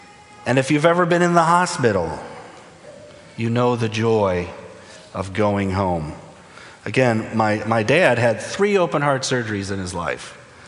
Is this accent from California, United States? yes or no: no; Toledo, Ohio, United States; also born or lived in Wilmington, Delaware; I was born in Toledo, Ohio, lived in northern Ohio growing up. My dad was a pastor, so we moved around a little. We went to Wilmington, Delaware when I was 5, and we were only 1 year there.